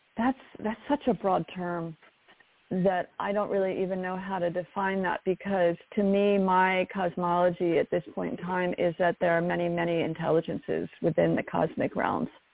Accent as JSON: {"language": "English", "area": "near Baltimore", "region": "Maryland", "country": "United States", "tie": "born or raised there", "said": "I ended up back in Maryland where my where I grew up near Baltimore"}